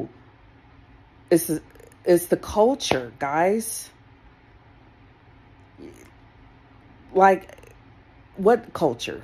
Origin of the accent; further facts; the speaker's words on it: Colorado, United States; I grew up here in Colorado